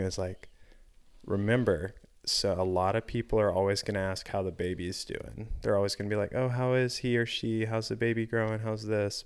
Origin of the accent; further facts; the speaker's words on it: the South, United States; growing up in the South